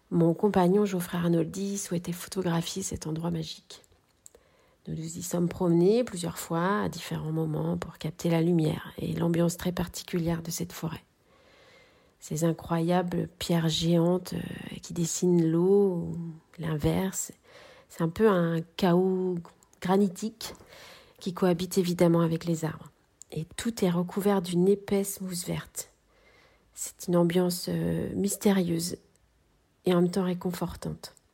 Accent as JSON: {"language": "French", "town": "Cholet", "region": "Pays de la Loire", "country": "France", "tie": "born there", "lives_now": "Clisson, France", "said": "je suis née à Cholet. J'habite à Clisson depuis 19 ans et je suis artiste textile."}